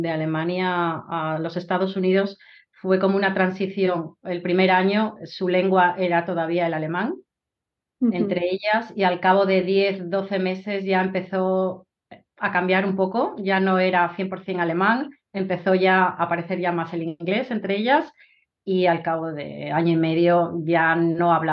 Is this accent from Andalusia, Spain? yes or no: no; Vigo, Galicia, Spain; moved away as an adult; also born or lived in Germany / United States; now in Hungary; yo soy de, Galicia, de Vigo, y bueno, soy eh, hablo eh, sí, español y gallego al ser de Galicia también. Y hace 23 años nos mudamos a Alemania y allí vivimos pues 15 años.